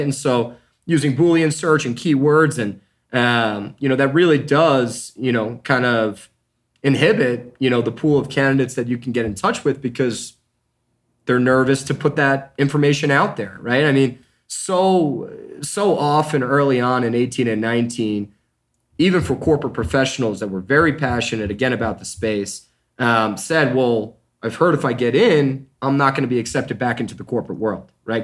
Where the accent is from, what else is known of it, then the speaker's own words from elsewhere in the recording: New York, United States; moved away as an adult; now in Denver, United States; I'm originally from New York. Um, grew up the youngest of six and graduated from Syracuse University